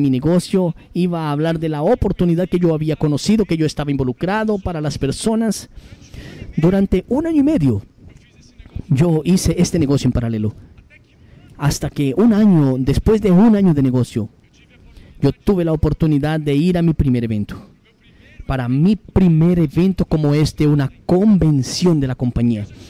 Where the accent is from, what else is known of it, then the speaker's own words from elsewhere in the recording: São Paulo, Brazil; 34 años, soy de Sao Paulo